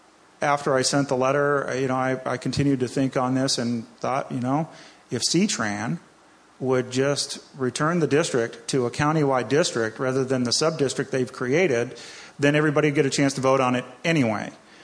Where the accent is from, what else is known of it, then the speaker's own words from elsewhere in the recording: East Coast, United States; now in Washington, United States; I grew up on the East Coast. I grew up with tolls